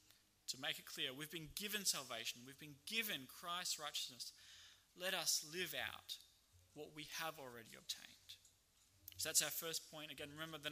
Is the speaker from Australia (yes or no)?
yes; Australia; as an Australian